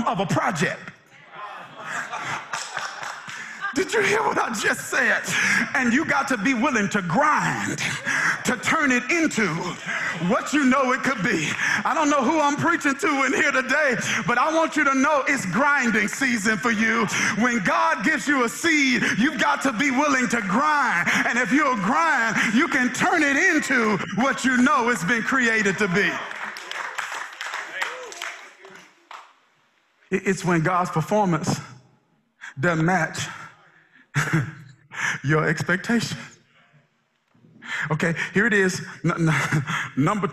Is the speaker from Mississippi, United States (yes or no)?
yes; Mississippi, United States; moved away; I'm originally from Mississippi, some kind of country.